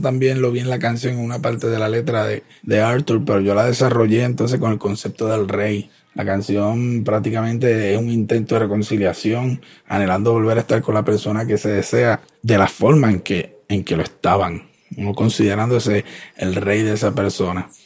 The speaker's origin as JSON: {"language": "Spanish", "town": "Ponce", "country": "Puerto Rico", "said": "soy de Ponce"}